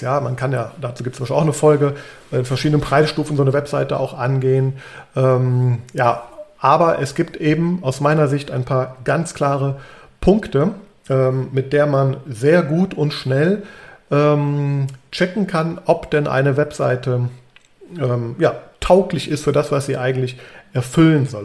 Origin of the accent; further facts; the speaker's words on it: Düsseldorf, North Rhine-Westphalia, Germany; moved away as an adult; also born or lived in Trier / Frankfurt; now in Bonn, Germany; ich bin in Düsseldorf aufgewachsen